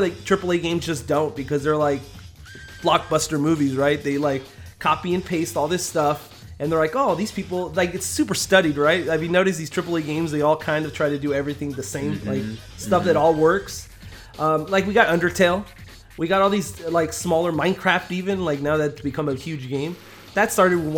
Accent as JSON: {"language": "English", "country": "United States", "said": "we're from America"}